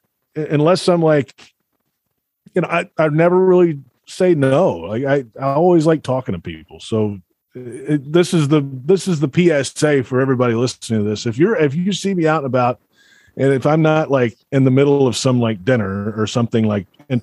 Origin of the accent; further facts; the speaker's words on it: Alabama, United States; moved away; I grew up in Alabama.